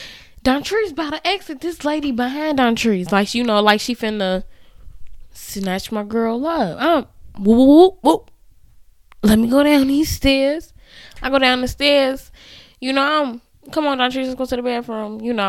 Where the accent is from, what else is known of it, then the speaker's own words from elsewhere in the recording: Canada; I'm a mom. I have three kids. I'm from Canada.